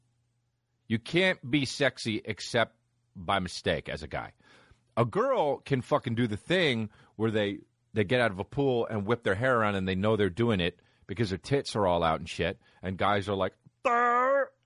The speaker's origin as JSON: {"language": "English", "region": "New Jersey", "country": "United States", "said": "I'm from New Jersey, and I love New Jersey"}